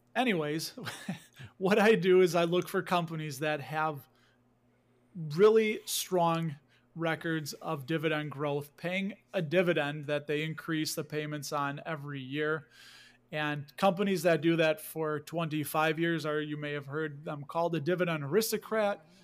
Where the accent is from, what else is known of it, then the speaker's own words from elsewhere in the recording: Chicago, Illinois, United States; I grew up in Chicago. I lived here my whole life. You can hear a little bit of the accent